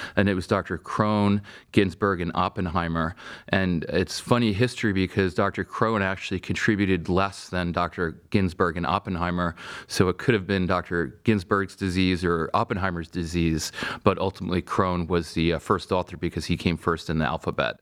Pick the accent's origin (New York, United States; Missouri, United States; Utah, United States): New York, United States; Stony Brook; moved away as an adult; also born or lived in Vermont; now in Cleveland, United States; I grew up in Stony Brook, Long Island